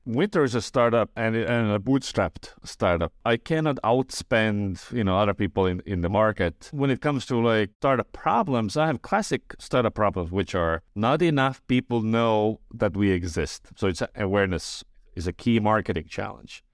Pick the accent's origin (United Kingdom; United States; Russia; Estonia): Estonia; I was born in Estonia. I grew up in Estonia